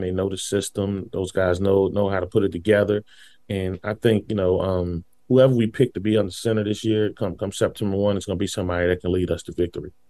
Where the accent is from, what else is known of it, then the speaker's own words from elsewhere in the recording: Washington, District of Columbia, United States; I went to Ballou High School